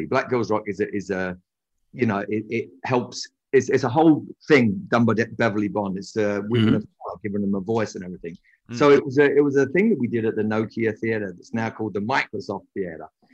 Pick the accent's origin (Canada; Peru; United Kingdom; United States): United Kingdom; London; I'm from London